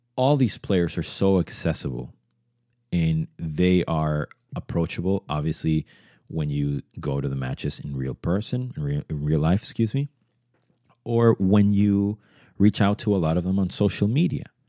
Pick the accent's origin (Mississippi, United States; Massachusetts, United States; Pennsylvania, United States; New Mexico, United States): Massachusetts, United States; Boston; English is a second language; also born or lived in Venezuela; I grew up um, from Venezuela, but I grew up in Boston